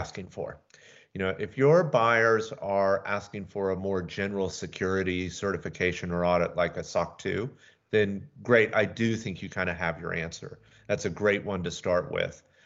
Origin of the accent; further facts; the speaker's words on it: Atlanta, Georgia, United States; moved away as an adult; also born or lived in Seattle; now in Skagit Valley, United States; Originally, I'm from Atlanta